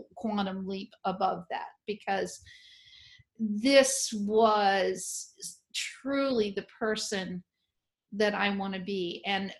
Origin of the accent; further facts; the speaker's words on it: New Orleans, Louisiana, United States; I'm from New Orleans